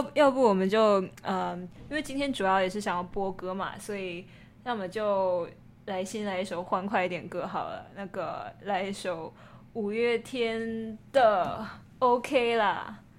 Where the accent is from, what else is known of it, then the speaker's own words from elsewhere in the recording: Taiwan; 身为一个台湾人，整天就就想着吃的嘛